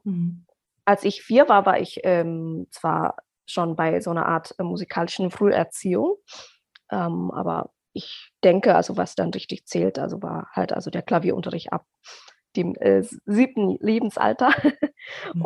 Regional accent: Indonesia; German is a second language; now in Germany; ich komme aus Indonesien. Ich bin da geboren und aufgewachsen

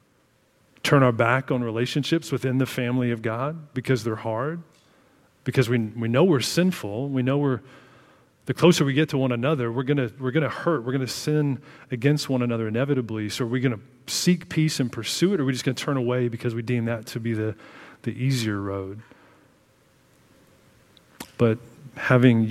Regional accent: Illinois, United States; I grew up in Illinois

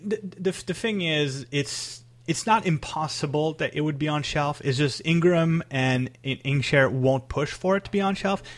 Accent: Canada; I'm Canadian

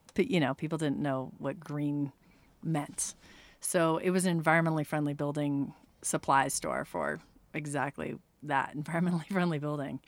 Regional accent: California, United States; now in Reno, United States; I'm from California originally

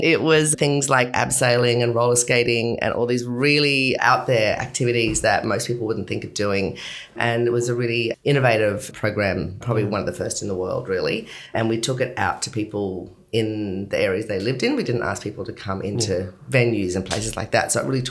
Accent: Brisbane, Queensland, Australia; moved away as an adult; now in Sydney, Australia; I was born in Brisbane in 1970 and I grew up in the suburbs of Brisbane.

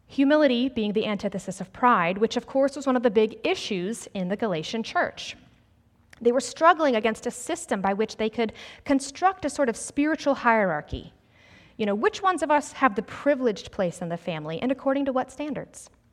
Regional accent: Greenville, South Carolina, United States; also born or lived in New Jersey; I grew up in the South, actually right here in Greenville

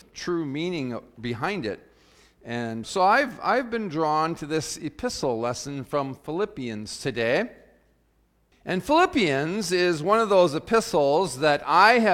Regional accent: South Dakota, United States; as a young person growing up in South Dakota when I was in high school

